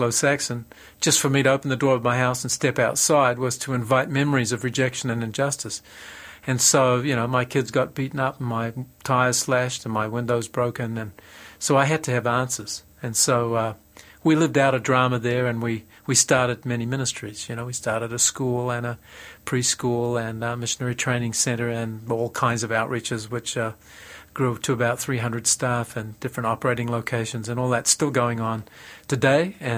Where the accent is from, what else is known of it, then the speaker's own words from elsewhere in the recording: New Zealand; Well, I married an American, but I'm actually a Kiwi, and I love Australia.